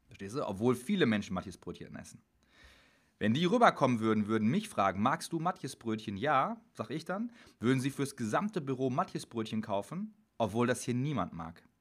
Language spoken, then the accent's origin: German; Dortmund, North Rhine-Westphalia, Germany; Ich komme aus Dortmund.